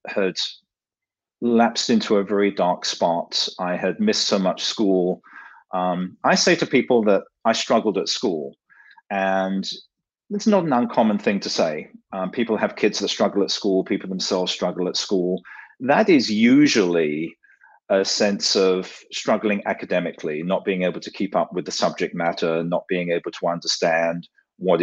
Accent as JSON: {"language": "English", "region": "London", "country": "United Kingdom", "tie": "born or raised there", "also_born_or_lived": "New York", "moved": "as an adult", "lives_now": "Silicon Valley, United States", "said": "the accent is not from Silicon Valley. I grew up in London, England"}